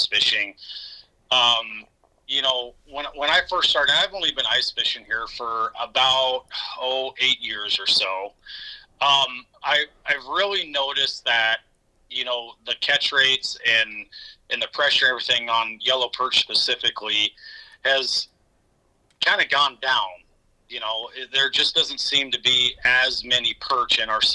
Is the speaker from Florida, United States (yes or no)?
no; Lexington, Nebraska, United States; moved away as an adult; now in Brookings, United States; Lexington's my hometown